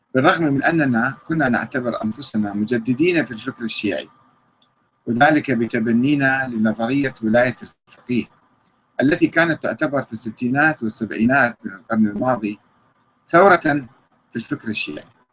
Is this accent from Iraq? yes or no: yes; Iraq